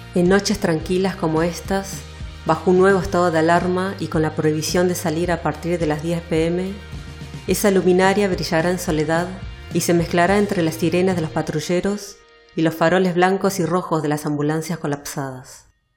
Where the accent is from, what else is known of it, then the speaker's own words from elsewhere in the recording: Buenos Aires, Argentina; accent: porteño; moved away as an adult; now in Barcelona, Spain; apenas decís hola, ya te reconocen como argentino, o mejor dicho, como porteño